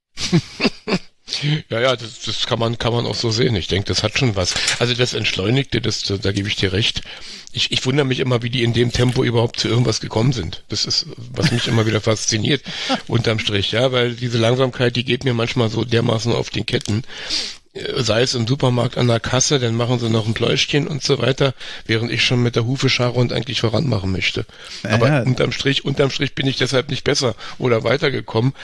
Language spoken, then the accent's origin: German; Berlin, Germany; moved away as an adult; now in St. Gallen, Switzerland; Also ich, ich bin in Charlottenburg aufgewachsen, tatsächlich in der Sübelstraße, da am Kudamm.